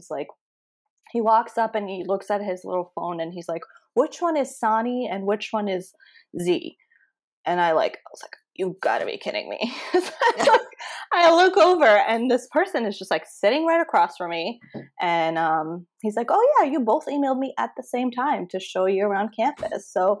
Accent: Connecticut, United States; So I moved here from Connecticut, and all of my friends were living in Connecticut. I moved here just for grad school

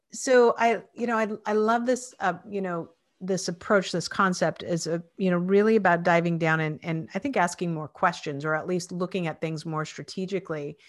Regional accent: Spokane, Washington, United States; where I grew up was in Spokane, Washington

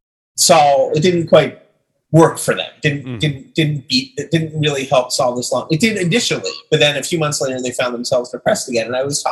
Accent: Long Island, New York, United States; I grew up on Long Island as well

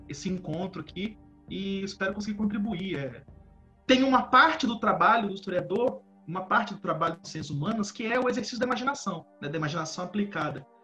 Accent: Valença, Rio de Janeiro, Brazil; Eu sou do interior do estado do Rio de Janeiro. Eu sou de uma cidade que é a última cidade, uma cidade católica do estado do Rio de Janeiro

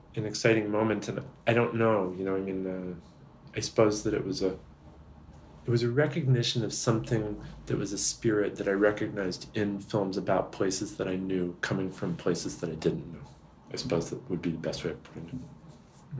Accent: Massachusetts, United States; I grew up in Massachusetts and another part of it, but still Massachusetts

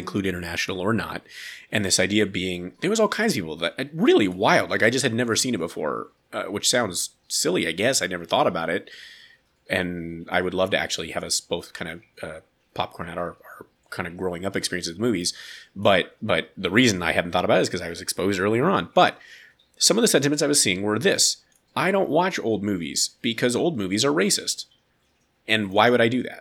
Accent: United States; I'm an American man

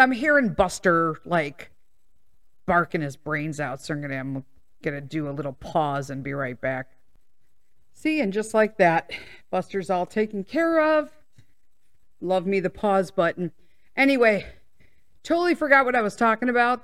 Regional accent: Chicago, Illinois, United States; I was born and raised in Chicago. I moved out of Chicago for the first time six years ago when we purchased this house in the suburbs

